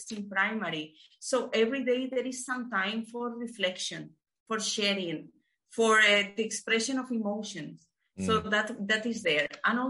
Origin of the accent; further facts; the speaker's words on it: Spain; moved away as an adult; I left my home country, left Spain like 10 years back now.